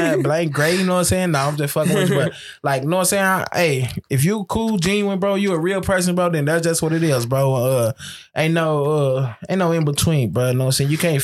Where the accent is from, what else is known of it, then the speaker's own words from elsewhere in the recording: Texas, United States; now in California, United States; I'm from Texas, too, bro. So, it's hella Hispanics.